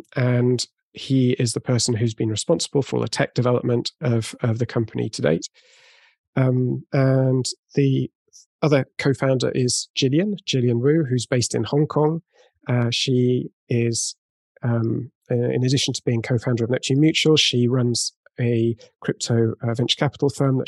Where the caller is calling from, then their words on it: Bordeaux, Nouvelle-Aquitaine, France; I'm calling in from Bordeaux, so southwest of France.